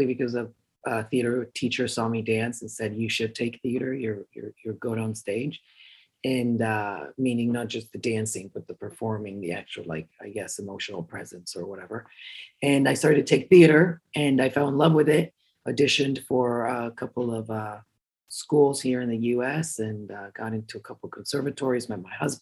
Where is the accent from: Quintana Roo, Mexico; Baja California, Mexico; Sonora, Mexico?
Quintana Roo, Mexico; Cancun; born and raised in Cancun, Mexico